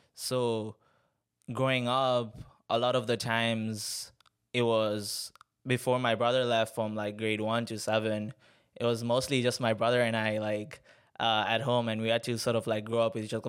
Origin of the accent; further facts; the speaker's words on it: Tanzania; I'm from Tanzania. Um, born and raised there